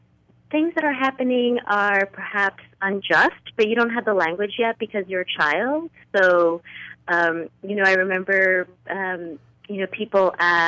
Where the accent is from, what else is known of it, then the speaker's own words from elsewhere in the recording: northern New Jersey, United States; we grew up in a small working-class community just outside of New York City, so that little corner of northern New Jersey